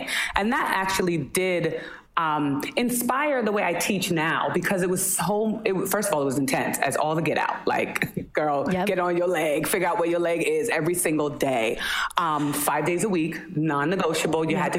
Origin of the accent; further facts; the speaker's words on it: New Jersey, United States; Listen, I love my Jersey roots.